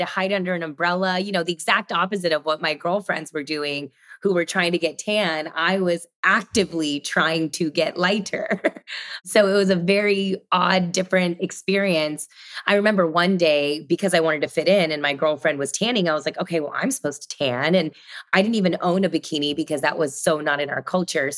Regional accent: Sugar Land, Texas, United States; I grew up in Texas, Sugar Land, a suburb of Houston

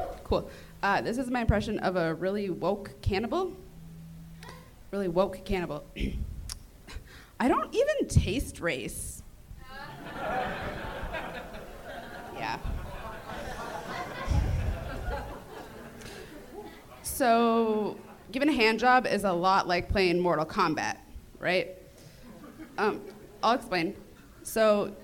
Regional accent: Minnesota, United States; now in Los Angeles, United States; I'm Minnesotan

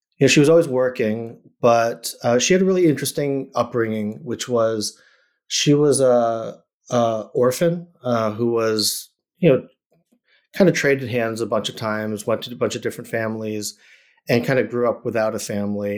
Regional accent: Randolph, Massachusetts, United States; also born or lived in Chicago, Illinois; now in Los Angeles, United States; that's where I grew up, is in Massachusetts, um, outside of Boston. This place called Randolph, uh, Mass

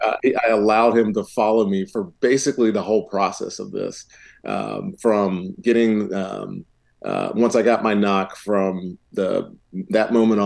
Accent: Roanoke, Virginia, United States; moved away; also born or lived in Charlottesville; my hometown in Roanoke.

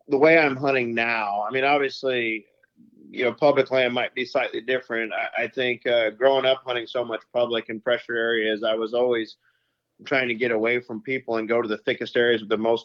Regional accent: Louisiana, United States; moved away as an adult; now in Iowa, United States; I live in Iowa now since 2009. I'm originally from Louisiana. I grew up there

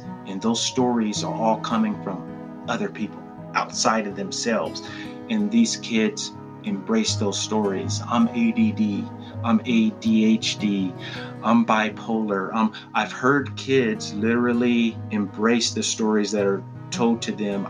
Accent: Pasadena, California, United States; I was born and raised in Pasadena, California, also called the Crown City

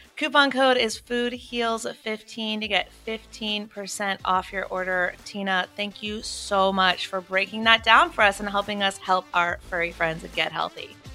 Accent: North Carolina, United States; also born or lived in Wilmington; I grew up evacuating in North Carolina, um, multiple times

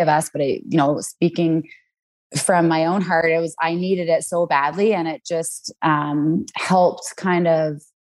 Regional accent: Vancouver, British Columbia, Canada; moved away as an adult; now in Cranbrook, Canada; I grew up in Vancouver, BC

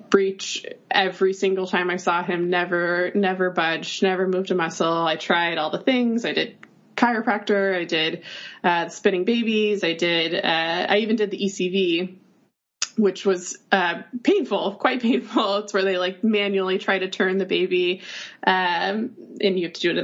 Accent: North Carolina, United States; moved away as an adult; now in New York, United States; I am from North Carolina originally

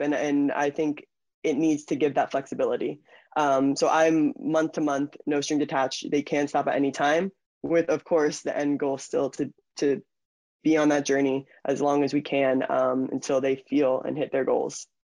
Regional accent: Stuart, Florida, United States; also born or lived in Germany; I grew up in Florida

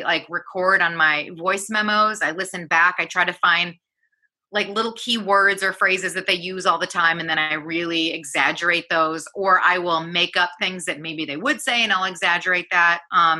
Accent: Michigan, United States; learning the American Standard English, and the first day that I went, it was like … I'm from Michigan, and I'm really excited to be here.

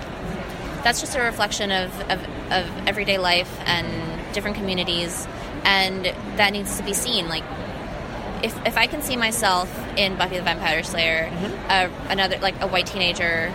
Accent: New York City, New York, United States; I grew up in Jamaica, Queens, in New York

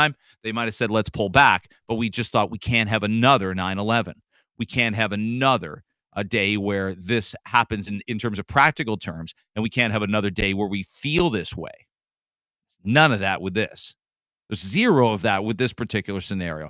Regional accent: Canada; also born or lived in Michigan; I'm a Canadian

